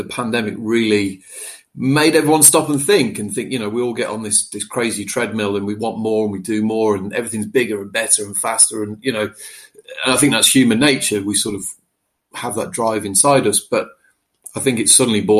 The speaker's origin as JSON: {"language": "English", "area": "Staffordshire", "region": "West Midlands", "country": "United Kingdom", "tie": "born or raised there", "also_born_or_lived": "Whitchurch, Shropshire", "said": "I started out in my little village where I grew up in Staffordshire"}